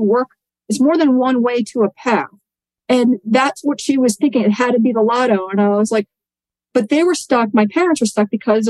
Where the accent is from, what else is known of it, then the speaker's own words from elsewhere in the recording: New York City, New York, United States; I grew up in Staten Island, New York, and I was very blue collar, working class family.